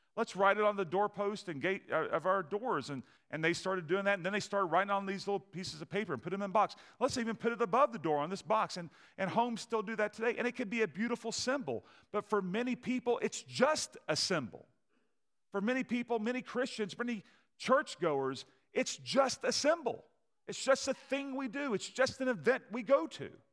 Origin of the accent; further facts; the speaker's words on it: Kentucky, United States; moved away as an adult; also born or lived in Nashville, Tennessee / Maryland; I grew up in Kentucky